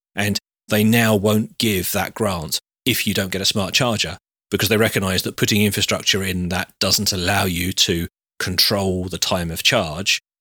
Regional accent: United Kingdom; we're all British

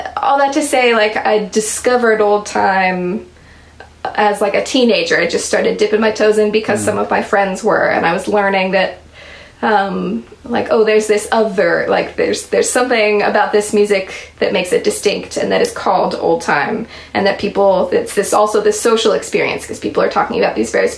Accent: Anchorage, Alaska, United States; I grew up in Anchorage, Alaska

